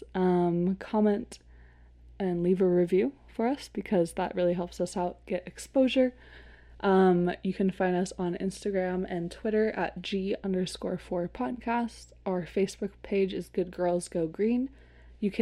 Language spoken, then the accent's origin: English; Seattle, Washington, United States; I grew up in Seattle